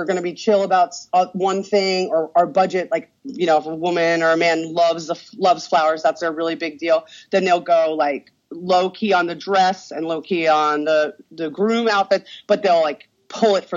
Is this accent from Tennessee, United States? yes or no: no; Long Island, New York, United States; now in Florida, United States; We're all transients from Long Island, New York